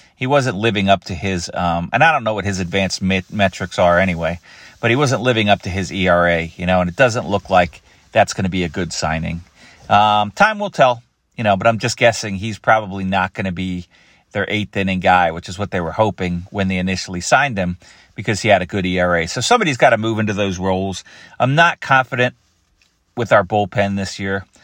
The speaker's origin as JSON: {"language": "English", "town": "Philadelphia", "region": "Pennsylvania", "country": "United States", "tie": "born or raised there", "said": "I grew up in Philadelphia"}